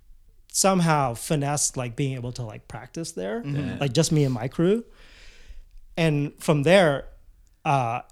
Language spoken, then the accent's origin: English; Winnipeg, Manitoba, Canada; moved away; also born or lived in Vancouver; I grew up in Winnipeg